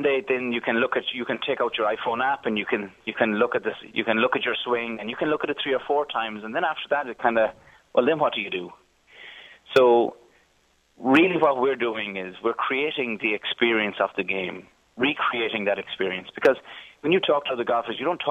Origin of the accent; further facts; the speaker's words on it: Galway, Connacht, Ireland; moved away as an adult; now in Silicon Valley, United States; I'm from Galway on the west coast